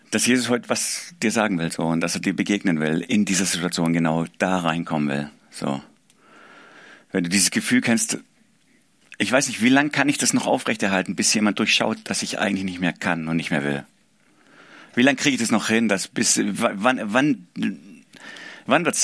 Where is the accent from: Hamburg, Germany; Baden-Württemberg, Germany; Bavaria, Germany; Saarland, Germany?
Baden-Württemberg, Germany; accent: Swabian; Ich komme aus dem Schwabenländle. Ich hoffe, man hört es nicht zu arg. Ich versuche es zu verbergen, aber Wahrscheinlich rutscht immer zwischendrin raus.